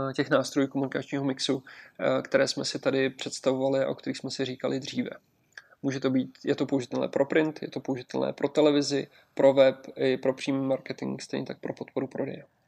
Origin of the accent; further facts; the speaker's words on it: Czechia; my jako Češi